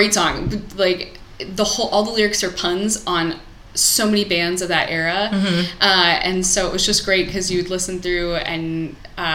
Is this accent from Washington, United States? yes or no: no; Columbia, Missouri, United States; moved away; growing up in Missouri